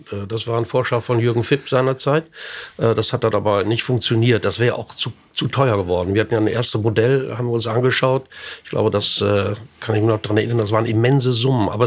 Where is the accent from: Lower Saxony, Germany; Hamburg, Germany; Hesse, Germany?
Lower Saxony, Germany; Osnabrück; Wir kommen aus Osnabrück, nicht?